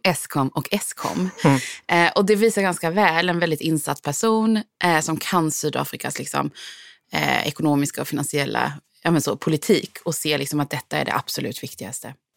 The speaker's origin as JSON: {"language": "Swedish", "country": "Sweden", "moved": "as an adult", "lives_now": "South Africa", "said": "jag är svensk"}